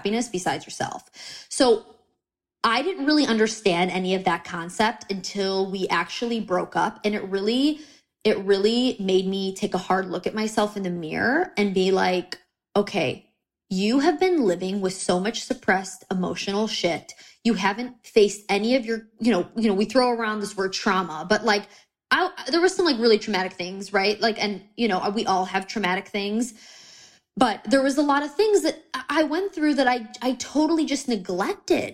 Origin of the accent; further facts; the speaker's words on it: United States; I'm American